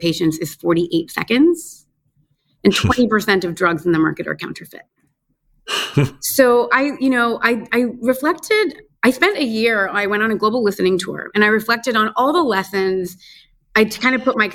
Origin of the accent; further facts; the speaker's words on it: United States; moved away as an adult; also born or lived in Afghanistan; now in Dhaka, Bangladesh; I'm American by birth. I was born and raised in the United States, but my family is originally from Bangladesh